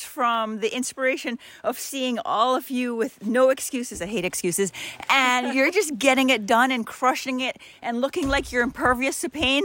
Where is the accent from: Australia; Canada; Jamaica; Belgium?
Jamaica; now in New York, United States; I'm from Jamaica, but I live in New York.